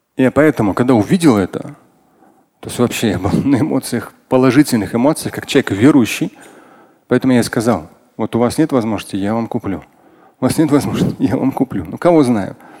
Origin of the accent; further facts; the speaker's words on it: Moscow, Russia; как москвич, я родился в Москве